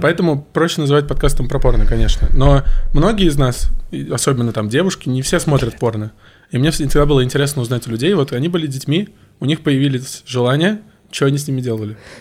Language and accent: Russian; Volzhsky, Volgograd Oblast, Russia; Я из Волгоградской области. Город Волжский — это рядом с Волгоградом